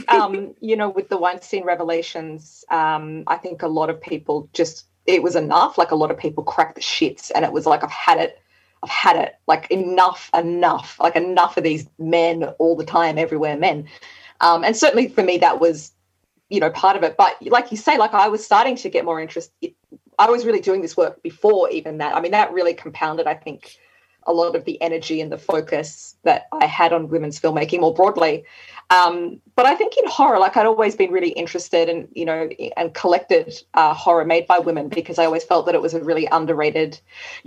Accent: Australia; from Australia.

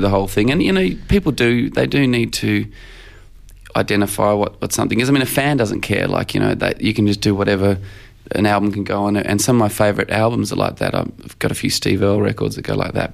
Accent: Australia; Australians do when we write songs

